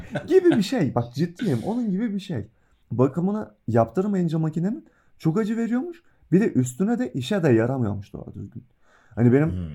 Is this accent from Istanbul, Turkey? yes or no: no; Trabzon, Turkey; now in Bursa, Turkey; ben yani bir Trabzonlu olarak Bursa'da yaşıyorum